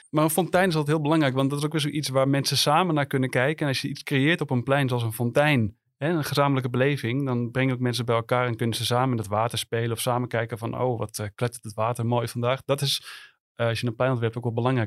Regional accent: Amsterdam, North Holland, Netherlands; als Amsterdammer

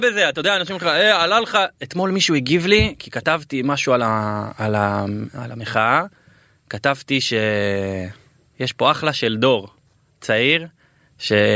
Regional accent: Beersheba, Southern District, Israel; גדלתי אה, בשכונה אה, ד' שאז היא הייתה שכונה די קשה

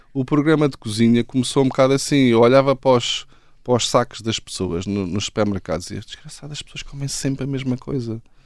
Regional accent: Carcavelos, Lisbon, Portugal; moved away; also born or lived in United States / Pittsburgh / London / Australia; sou de Carcavelos

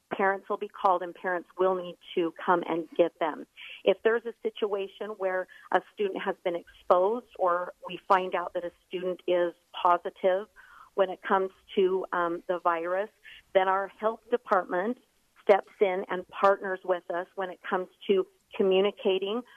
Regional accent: Arizona, United States; now in Utah, United States; my home state of Arizona

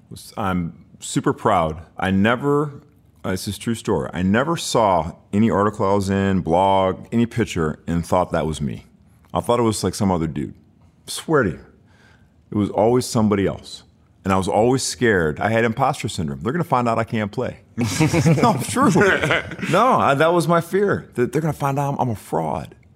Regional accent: Birmingham, Michigan, United States; moved away; also born or lived in Detroit, Michigan; I grew up in Birmingham, Michigan

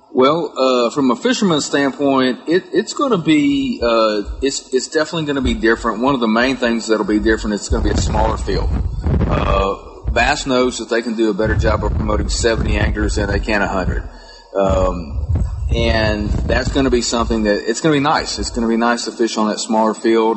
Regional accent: Central Texas, United States; growing up in Texas and around tournament fishing

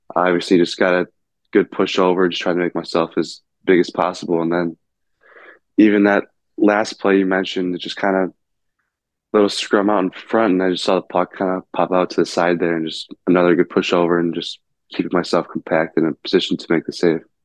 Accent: South Lyon, Michigan, United States; growing up in South Lyon, it's always kind of just been the Red Wings for me

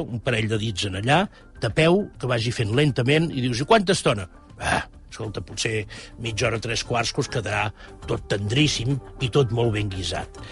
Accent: Catalonia, Spain; com a catalans tenim

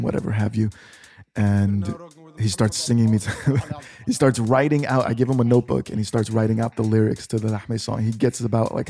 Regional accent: New York, United States; growing up in New York, my uncles

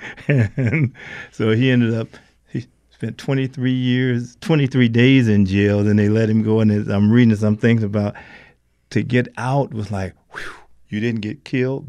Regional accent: Alabama, United States; I was born in Alabama

